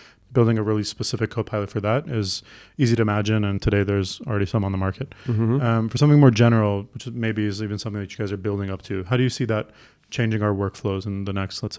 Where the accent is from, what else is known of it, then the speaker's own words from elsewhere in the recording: Toronto, Ontario, Canada; I'm from Toronto